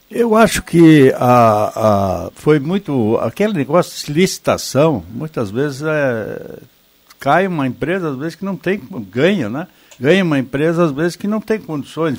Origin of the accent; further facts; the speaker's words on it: Brazil; E eu, como brasileiro